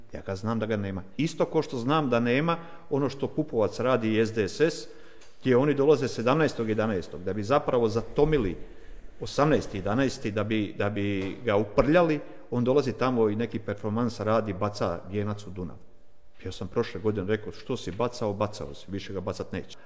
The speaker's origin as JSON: {"language": "Croatian", "town": "Vukovar", "region": "Vukovar-Syrmia County", "country": "Croatia", "tie": "born or raised there", "said": "Ja sam odrastao u Vukovaru, kažem do svoje, do rata, do, do 22 godine sam imao, kad je rat krenuo"}